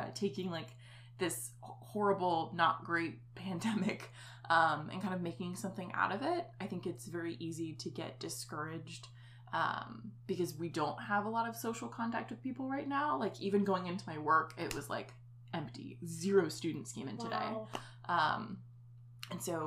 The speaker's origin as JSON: {"language": "English", "town": "Columbus", "region": "Ohio", "country": "United States", "tie": "born or raised there", "said": "my hometown"}